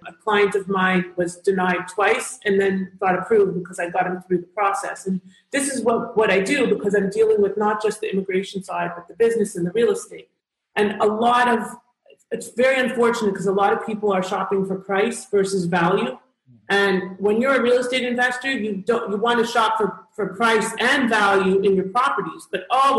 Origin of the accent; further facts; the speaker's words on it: Canada; one of the reasons that Canadians love working with me is because I am Canadian.